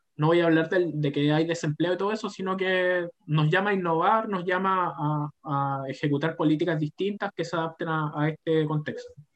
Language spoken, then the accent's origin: Spanish; Chile; como chilenos